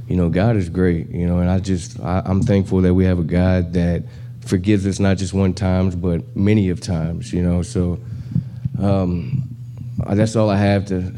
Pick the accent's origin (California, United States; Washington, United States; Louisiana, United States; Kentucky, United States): Louisiana, United States; now in Houston, United States; I'm from Louisiana, 34 years old.